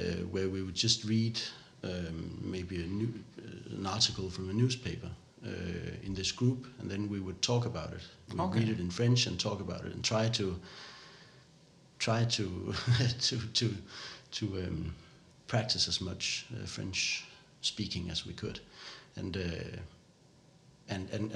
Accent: Odense, Southern Denmark, Denmark; English is a second language; also born or lived in Canada; where I grew up here in Odense

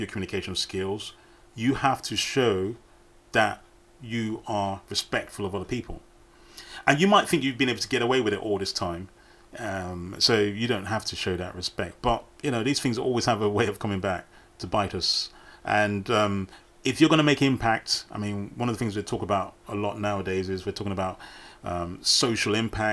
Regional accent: United Kingdom; as British people, we

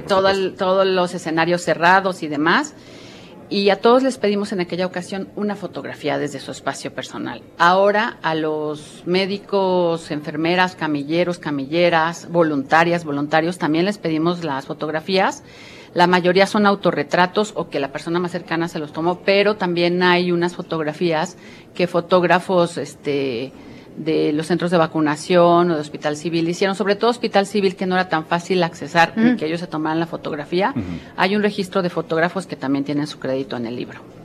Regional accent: Guadalajara, Jalisco, Mexico; moved away; yo que soy tapatía, pero que no vivo en Guadalajara

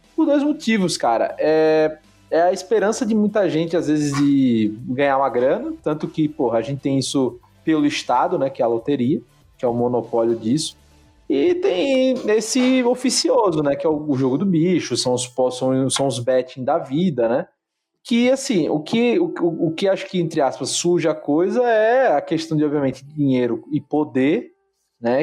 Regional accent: Sergipe, Brazil; now in São Paulo, Brazil; a gente é nordestino, assim, então, tipo, de Sergipe

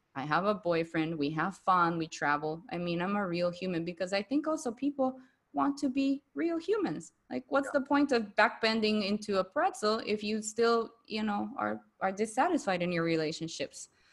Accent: Bolivia; accent: Latina; first language Spanish; English is a second language; moved away as an adult; now in Kuala Lumpur, Malaysia; I was born and raised in Bolivia my whole life until I was 27. Like Spanish is my first language.

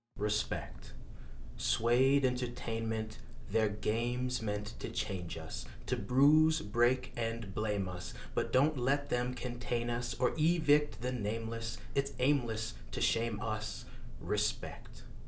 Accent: Woodstock, New Brunswick, Canada; growing up in Woodstock

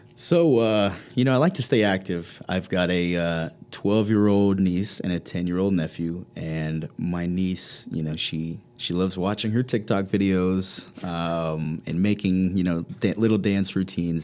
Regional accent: Blacksburg, Virginia, United States; I grew up in the New River Valley, going to Blacksburg High School.

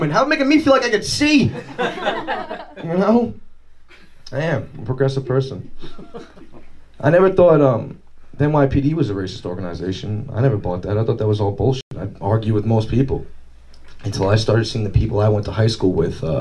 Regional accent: Farmingdale, United States; yeah, I'm from Farmingdale.

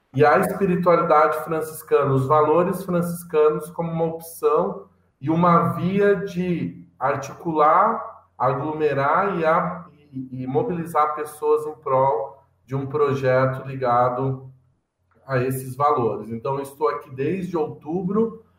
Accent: Lages, Santa Catarina, Brazil; Sou catarinense da Serra aí, catarinense, sou lagiano

